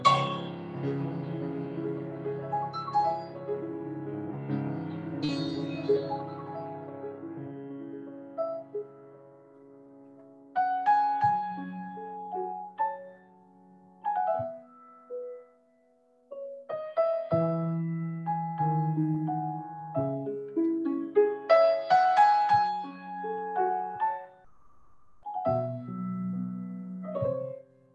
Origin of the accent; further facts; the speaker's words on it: Maine, United States; Maine, my home state